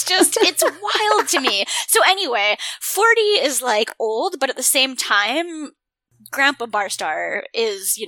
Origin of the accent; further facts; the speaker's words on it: Canada; I'm Canadian